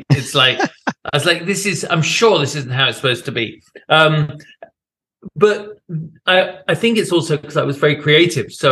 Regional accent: United Kingdom; as a British guy here, yeah, I mean, I I get hired for having being British, basically

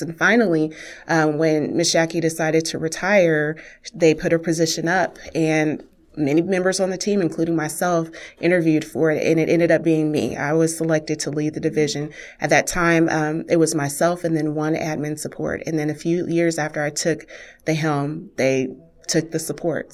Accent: Wichita, Kansas, United States; I grew up in Wichita's historic African-American community

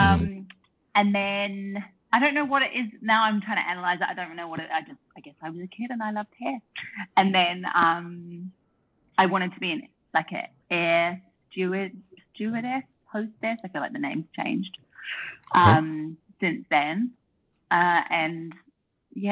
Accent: Auckland, New Zealand; moved away as an adult; also born or lived in United Kingdom / London / Melbourne, Australia; now in Australia; I'm from New Zealand. I grew up in Auckland, New Zealand, with my mum, my stepdad, my big brother and my little sister

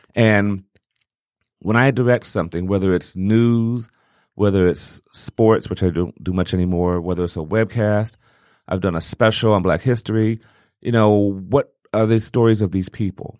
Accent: Detroit, Michigan, United States

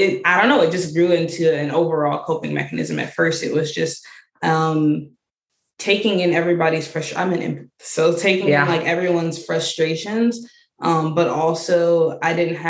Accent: Georgia, United States; now in Ohio, United States; I grew up in Georgia, actually. So it was a lot different from like the Ohio area.

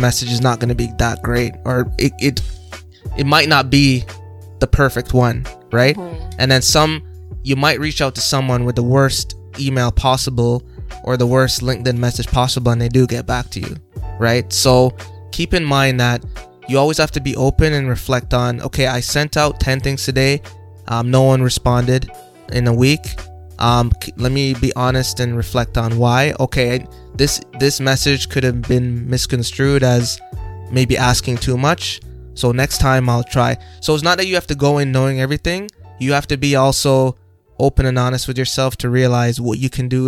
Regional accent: Jamaica; now in Canada; I'm from Jamaica

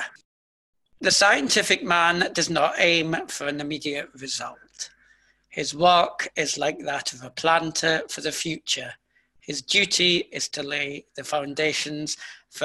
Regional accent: United Kingdom; I'm British

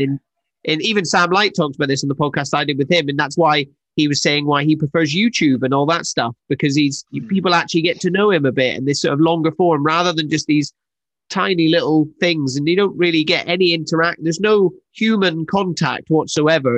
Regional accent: Scotland, United Kingdom; I'm Scottish

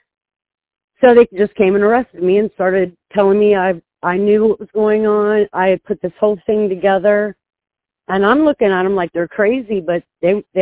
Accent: Ohio, United States; I'm from Ohio

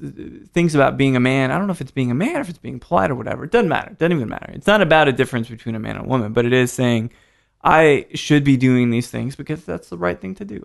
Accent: Houston, Texas, United States; moved away; also born or lived in Salt Lake City; I grew up in Houston a little bit

